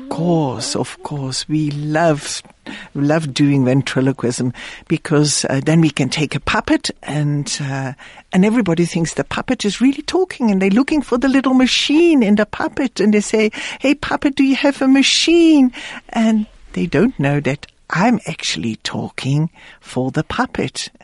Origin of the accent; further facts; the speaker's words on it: Netherlands; moved away; I was born in the Netherlands